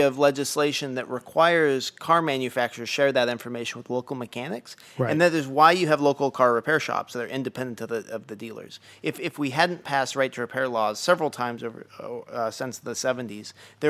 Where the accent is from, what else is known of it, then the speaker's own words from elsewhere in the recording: Oregon, United States; The town that I grew up in Oregon, very picturesque place, lots of outdoor folks. When I was growing up, there were 3 camera stores. Now there are 0.